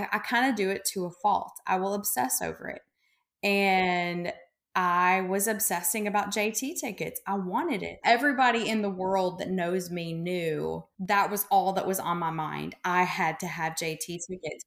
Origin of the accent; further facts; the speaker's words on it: Memphis, Tennessee, United States; I'm from Memphis